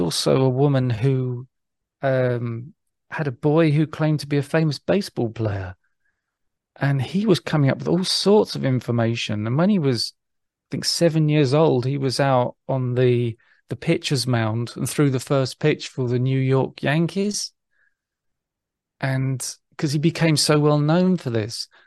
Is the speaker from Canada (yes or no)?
no; England, United Kingdom; being English